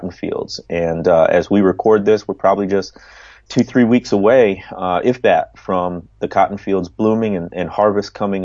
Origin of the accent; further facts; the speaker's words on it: Midwest, United States; I grew up in the Midwest